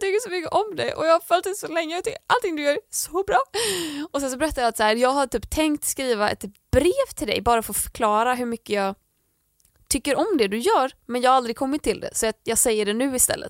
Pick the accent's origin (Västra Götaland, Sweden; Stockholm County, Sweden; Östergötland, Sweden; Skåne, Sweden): Västra Götaland, Sweden; Landvetter; i mitt rum hemma i Landvetter